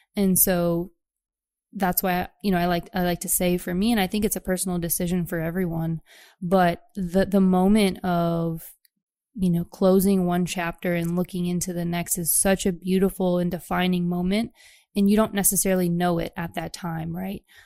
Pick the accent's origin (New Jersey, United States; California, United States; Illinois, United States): Illinois, United States; Chicago; moved away as an adult; also born or lived in New York City; I'm actually from the Chicagoland area